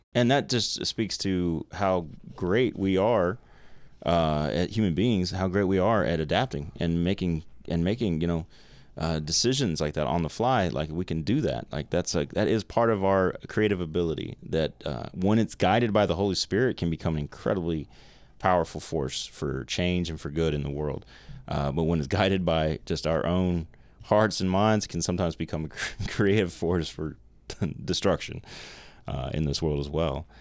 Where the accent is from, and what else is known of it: United States